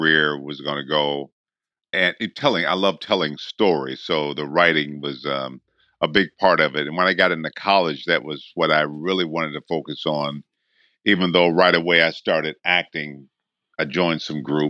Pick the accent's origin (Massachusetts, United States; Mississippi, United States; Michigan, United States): Michigan, United States; Benton Harbor; I grew up in Michigan